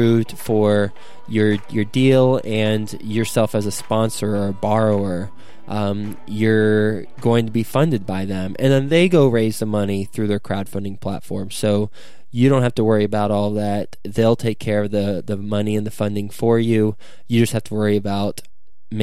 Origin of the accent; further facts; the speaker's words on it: Flint, Michigan, United States; moved away; also born or lived in Lubbock, Texas; I was born in Michigan, in Flint, Michigan, and I went to school at Texas Tech in Lubbock